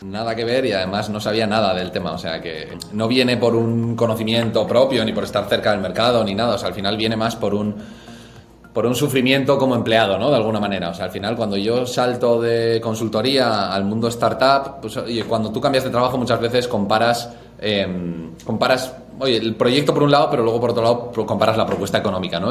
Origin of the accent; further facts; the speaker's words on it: Pamplona, Navarre, Spain; moved away as an adult; now in Madrid, Spain; Soy de Pamplona, nací allí, estudié allí, tanto el colegio como la universidad